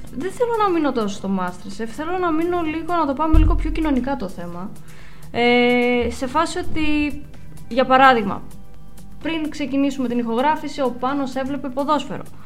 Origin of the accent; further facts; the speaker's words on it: Greece; σαν Ελληνίδα